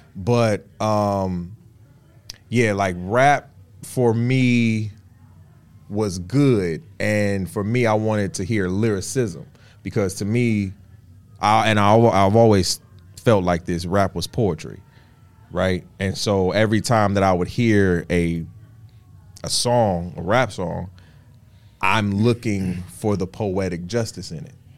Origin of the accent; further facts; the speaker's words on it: Florida, United States; also born or lived in Detroit; I'm from Florida. I'm a Southern boy.